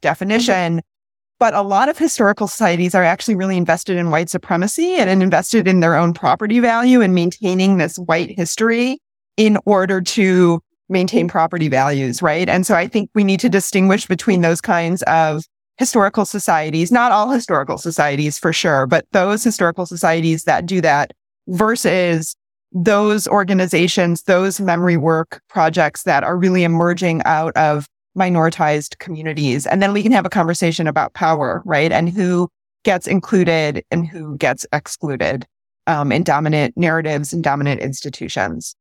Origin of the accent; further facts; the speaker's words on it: Midwest, United States; I'm from the Midwest.